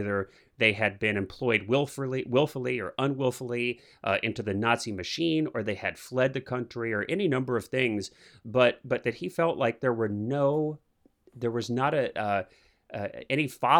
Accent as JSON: {"language": "English", "region": "Midwest", "country": "United States", "tie": "born or raised there", "said": "You know, I grew up in the Midwest where we have winters."}